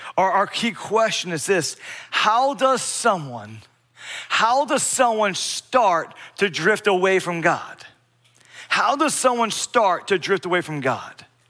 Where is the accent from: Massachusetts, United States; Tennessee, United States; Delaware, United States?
Delaware, United States; Bear; Growing up in Delaware, I, I grew up in a very small town, Bear, Delaware, B E A R, Bear.